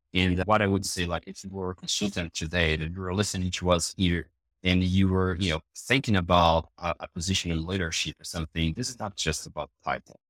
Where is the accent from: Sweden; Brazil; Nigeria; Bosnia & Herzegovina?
Brazil; English is a second language